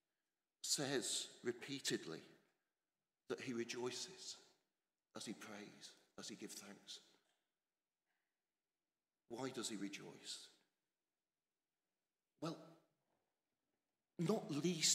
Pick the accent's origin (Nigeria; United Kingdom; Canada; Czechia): United Kingdom; England; moved away as an adult; now in Scotland; I'm English, stubbornly so, despite nearly two decades in a better place